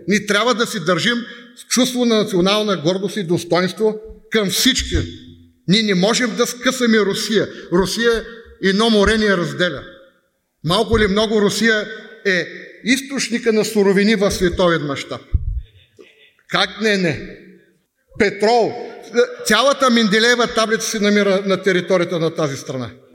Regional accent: Bulgaria; аз съм българин и милея за България

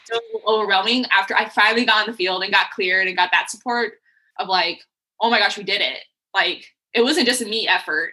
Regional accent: Colorado Springs, Colorado, United States; also born or lived in Texas; now in Tacoma, United States; I grew up in Colorado. Mm-hmm. And like Colorado Springs.

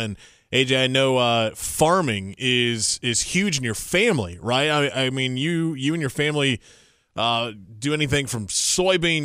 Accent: Indiana, United States; now in North Carolina, United States; I'm from Indiana originally. Obviously, big farming state as well. Grew up with farming, neighbors who were farmers my entire life

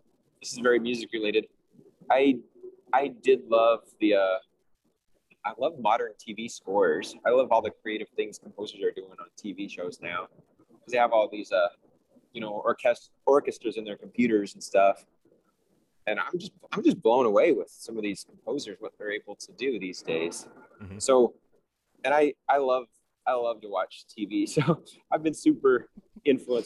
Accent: Salt Lake City, Utah, United States; I'm from Salt Lake City

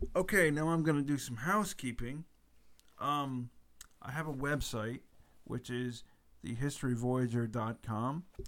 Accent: United States; being an American

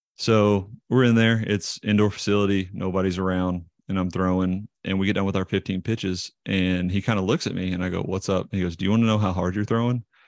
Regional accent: Knoxville, Tennessee, United States; I grew up in Knoxville, Tennessee and went to Seymour High School here.

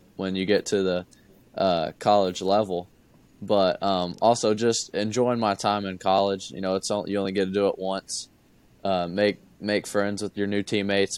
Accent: Kentucky, United States; growing up, I'm from Kentucky. I live an hour from Kentucky

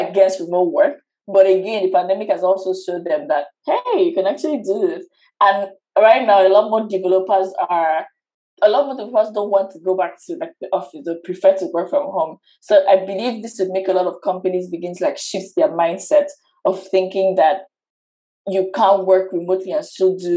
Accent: Nigeria; I'm from Nigeria

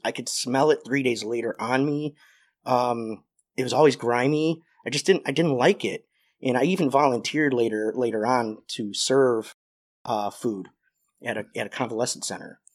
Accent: Joliet, Illinois, United States; I grew up in Joliet

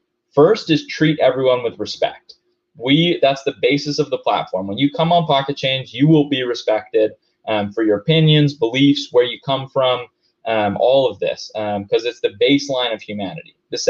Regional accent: Denver, Colorado, United States; I'm from Denver, so of course I'm going to use that as an example.

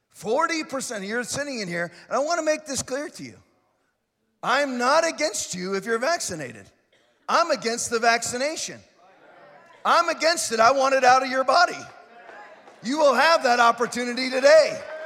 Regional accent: Florida, United States; I'm from Florida. I say ain't, and I ain't changing that I say ain't.

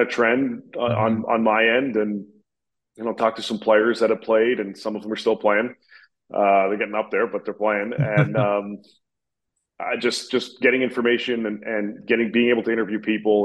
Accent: Montreal, Quebec, Canada; I grew up in Montreal

